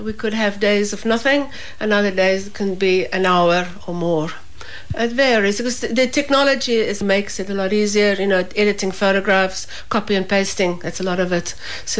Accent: South Africa; now in Millstreet, Ireland; I'm originally from South Africa

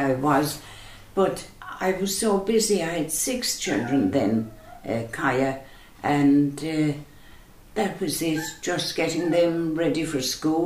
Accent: Charleville, Munster, Ireland; moved away as an adult; now in Listowel, Ireland; I'm from Charleville, County Cork, a lovely, busy town, lovely town to grow up

